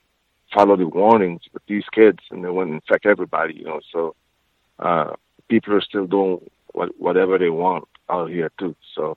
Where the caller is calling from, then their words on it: Bakersfield, California, United States; It's been real, Bakersfield, California. It's been really crazy out here too.